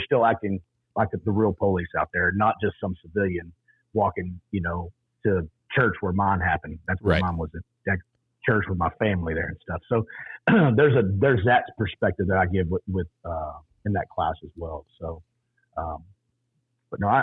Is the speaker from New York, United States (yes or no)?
no; Texas, United States; I grew up in Texas. Yes, I'm a proud Texan.